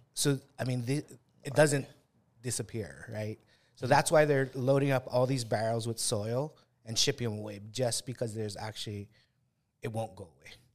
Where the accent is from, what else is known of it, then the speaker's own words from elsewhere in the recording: Kauai, Hawaii, United States; we come from Kauai